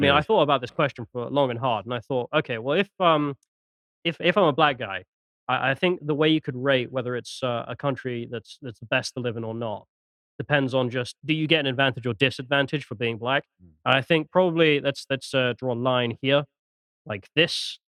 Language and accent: English; Nigeria; I'm from Nigeria.